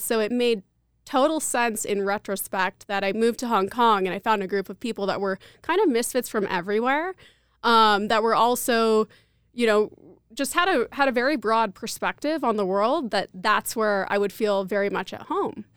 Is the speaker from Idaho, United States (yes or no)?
yes; Boise, Idaho, United States; moved away as an adult; I grew up here in Boise